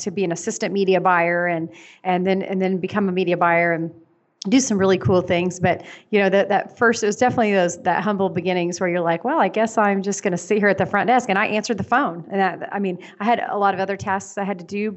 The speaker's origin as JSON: {"language": "English", "town": "Tulsa", "region": "Oklahoma", "country": "United States", "said": "I'm from Tulsa, Oklahoma"}